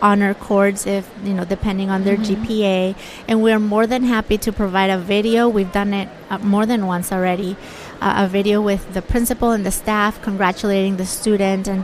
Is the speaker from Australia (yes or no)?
no; Bolivia; now in United States; I was born and raised in Bolivia, South America. And 16 years ago, I came to America to go to school